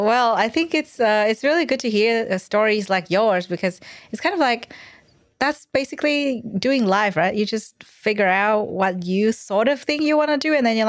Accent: Vietnam; now in Australia; because I'm from Vietnam, and education there is very different from Australia. And when I moved here, I was kind of like, oh, wow.

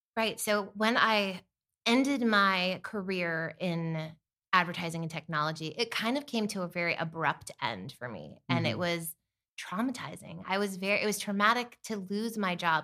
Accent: Bethlehem, Pennsylvania, United States; moved away as an adult; also born or lived in Malibu, California; Originally, I'm from Bethlehem, Pennsylvania

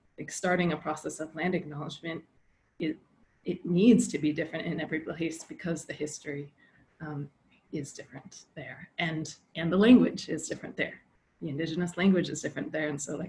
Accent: Alaska, United States; where I grew up in Alaska

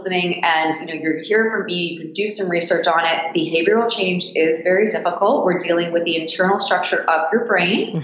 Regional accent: Toronto, Ontario, Canada; also born or lived in Japan / Australia; I left Toronto when I was 19

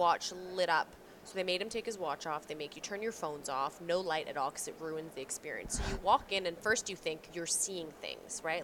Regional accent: Canada; accent: Canadian; my Canadian accent

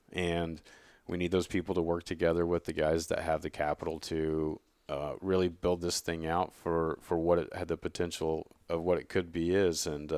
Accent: Oregon, United States; I come from Oregon, where there's a complete oversaturation of product in the marketplace.

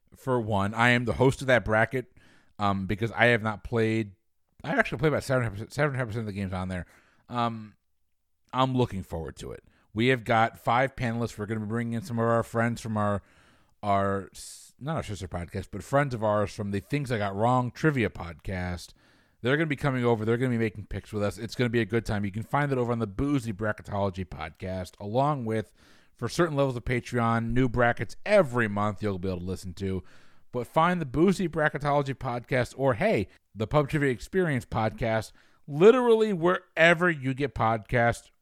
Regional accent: New England, United States; I'm from New England

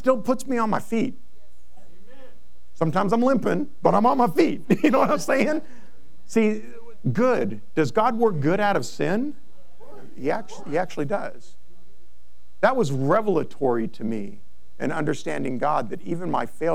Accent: Monrovia, California, United States; I grew up in Monrovia

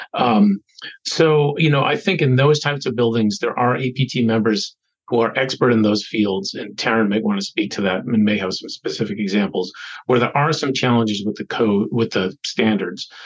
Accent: Boston, Massachusetts, United States; I was born in Boston, grew up in an adjacent suburb.

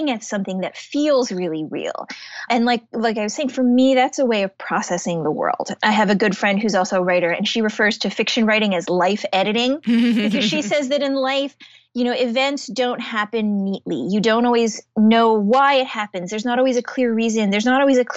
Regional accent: Shaker Heights, Ohio, United States; moved away as an adult; I grew up in Shaker Heights

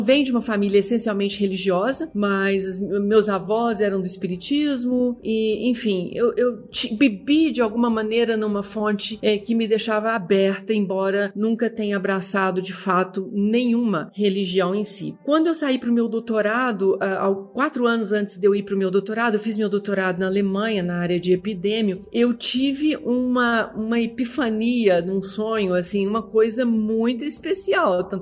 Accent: Uberlândia, Minas Gerais, Brazil; also born or lived in Belo Horizonte; Eu sou brasileira, nasci em Uberlândia, é, sou de uma família ah, assim, tipicamente do interior. Quando eu saí de Uberlândia, terminei eh, meus estudos e vim completar minha, minha vida acadêmica acadêmica em Belo Horizonte

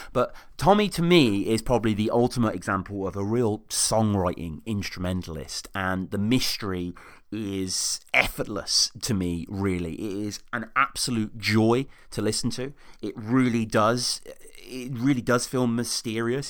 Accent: Birmingham, West Midlands, United Kingdom; moved away as an adult; now in Oxford, United Kingdom; Birmingham, uh, my hometown. I'm in living Oxford at the moment

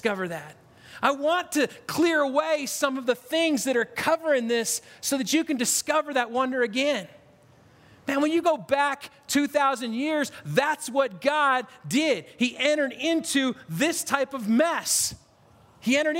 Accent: Spokane, Washington, United States; also born or lived in Stockton, California; I grew up in Spokane.

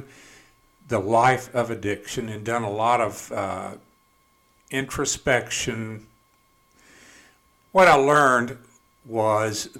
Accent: Canton, Mississippi, United States; also born or lived in Jackson, Mississippi; I grew up in Canton, Mississippi

